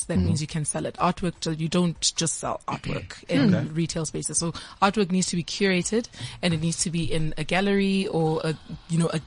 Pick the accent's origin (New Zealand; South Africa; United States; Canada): South Africa; Bochum, Limpopo; we're from Limpopo